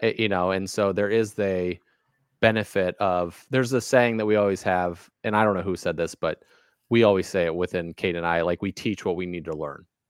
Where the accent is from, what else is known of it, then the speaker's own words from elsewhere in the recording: Valparaiso, Indiana, United States; also born or lived in Casper, Wyoming / Kansas / Alabama / Louisiana; now in Maine, United States; I grew up kind of in Valparaiso, Indiana